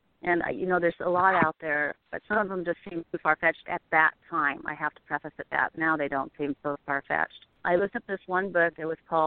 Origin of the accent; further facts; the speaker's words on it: Pacific Northwest, United States; also born or lived in Oregon / Washington; I grew up in the Pacific Northwest